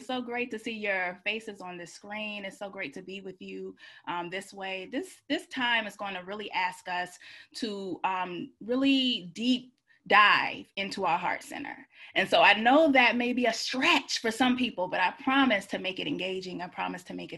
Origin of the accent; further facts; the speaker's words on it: Georgia, United States; now in Washington, DC, United States; I live in DC, but I'm from Georgia